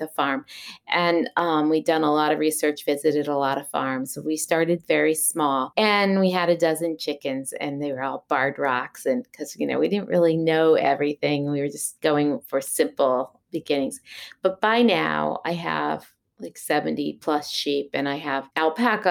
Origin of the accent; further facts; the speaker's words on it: the Berkshires, Massachusetts, United States; also born or lived in Long Beach, California; now in Shaftesbury, Vermont, United States; I was born in Long Beach, California, and then moved as a youth to Massachusetts, to the Berkshires, is where my grandparents' farm was that I moved to from California.